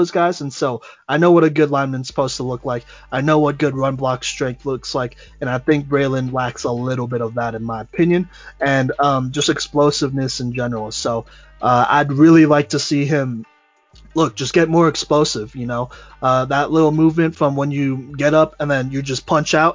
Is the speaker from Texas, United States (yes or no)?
yes; Texas, United States; I grew up in Texas